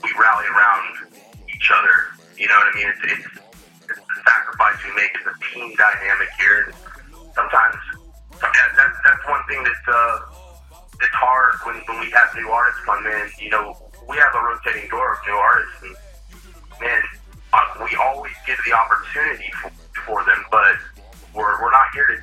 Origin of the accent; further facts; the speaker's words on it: Carrollton, Texas, United States; I grew up in Carrollton, like Farmers Branch area.